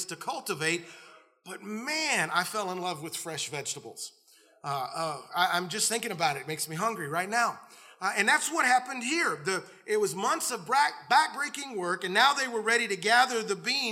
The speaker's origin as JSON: {"language": "English", "region": "the South", "country": "United States", "tie": "born or raised there", "said": "I grew up in the South"}